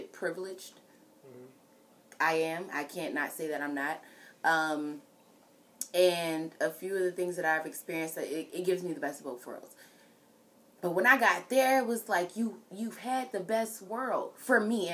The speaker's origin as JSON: {"language": "English", "town": "Richmond", "region": "Virginia", "country": "United States", "tie": "born or raised there", "also_born_or_lived": "Henrico County, Virginia", "said": "I'm from Southside. Born and raised, baby"}